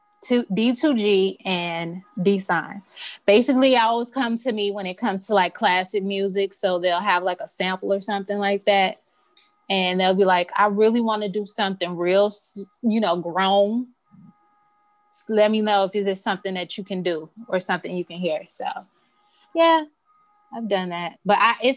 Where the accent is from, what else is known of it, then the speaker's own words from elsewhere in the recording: Chicago, Illinois, United States; Grew up on the south side of Chicago, like southeast side